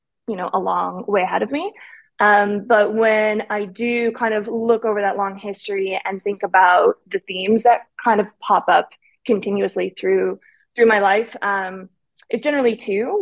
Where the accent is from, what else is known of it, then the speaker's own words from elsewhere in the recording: Winnipeg, Manitoba, Canada; moved away as an adult; also born or lived in Thailand; now in Dubai, United Arab Emirates; I'm Canadian and grew up in Winnipeg, center of Canada